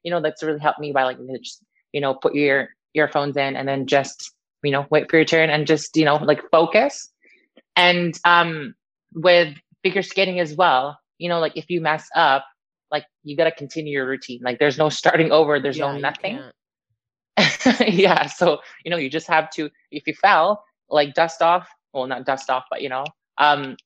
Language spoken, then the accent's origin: English; Canada; also born or lived in Niagara Falls / Philippines; now in Wales, United Kingdom; I'm Canadian